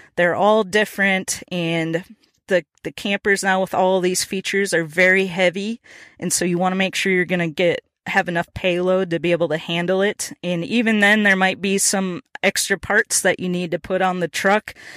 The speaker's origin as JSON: {"language": "English", "region": "Minnesota", "country": "United States", "moved": "yes", "lives_now": "Nashville, United States", "said": "I'm originally from Minnesota"}